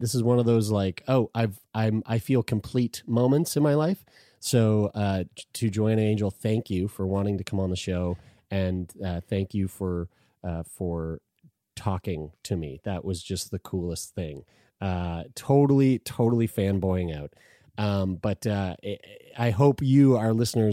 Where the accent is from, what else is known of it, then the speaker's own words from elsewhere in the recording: Lower Sackville, Nova Scotia, Canada; a local video store in my hometown called Excitement Video, spelled with an X